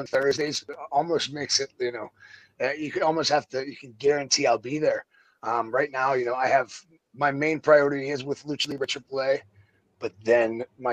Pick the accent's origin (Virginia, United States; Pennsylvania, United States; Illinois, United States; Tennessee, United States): Pennsylvania, United States; Pittsburgh; moved away as an adult; also born or lived in Florida; I grew up in Pittsburgh. I started wrestling in Pittsburgh.